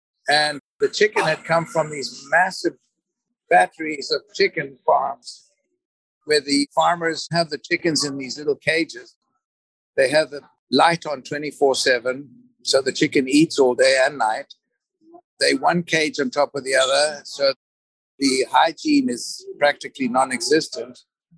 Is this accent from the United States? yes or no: no; Zimbabwe; born there; I was born in Zimbabwe, and I've lived in 13 different countries